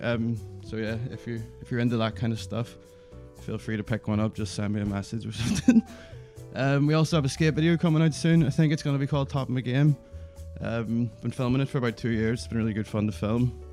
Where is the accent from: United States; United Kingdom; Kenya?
United Kingdom; Belfast, Northern Ireland; I'm from Belfast and currently live in Belfast.